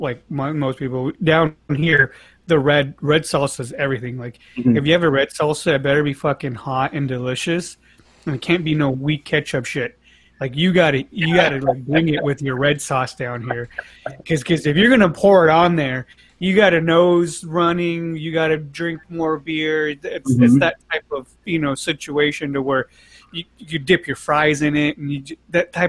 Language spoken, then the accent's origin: English; Monterey Park, California, United States; I grew up in Monterey Park, but I was a stone's throw away from East